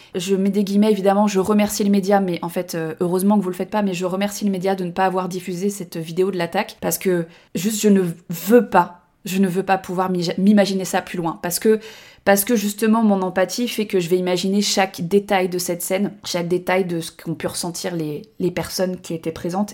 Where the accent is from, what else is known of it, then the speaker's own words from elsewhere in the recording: Annecy, Auvergne-Rhône-Alpes, France; moved away as an adult; now in Tarn, France; moi je, je vis dans le Tarn depuis trois ans, mais j'ai grandi à Annecy